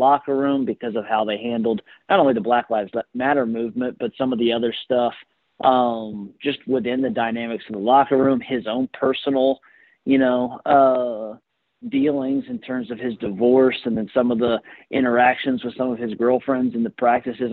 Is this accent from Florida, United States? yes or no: yes; Gainesville, Florida, United States; both growing up in Gainesville, you know, in middle school, high school